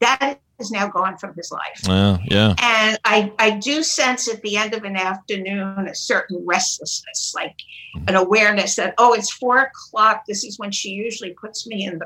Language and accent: English; New York City, New York, United States; also born or lived in Connecticut; now in Florida, United States; I'm from Brooklyn, New York